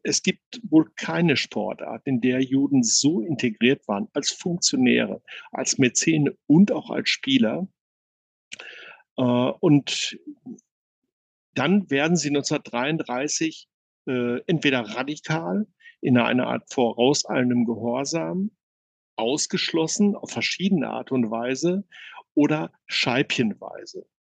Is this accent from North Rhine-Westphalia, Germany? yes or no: yes; Bielefeld, North Rhine-Westphalia, Germany; also born or lived in Wewelsburg; als Bielefelder meine große Leidenschaft zu Arminia entdeckt